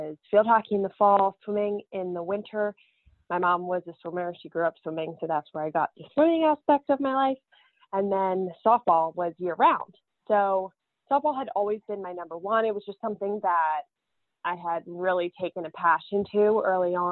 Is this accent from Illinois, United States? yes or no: no; Sussex County, Delaware, United States; moved away as an adult; I grew up playing softball in Delaware in a really tiny county. There's only 3 counties in Delaware. I lived at the most southern one called Sussex County, Delaware.